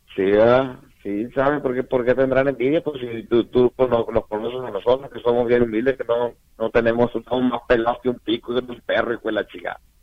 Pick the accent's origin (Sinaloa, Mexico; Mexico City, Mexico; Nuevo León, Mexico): Sinaloa, Mexico; Guamúchil; soy de, de Tamazula Segundo.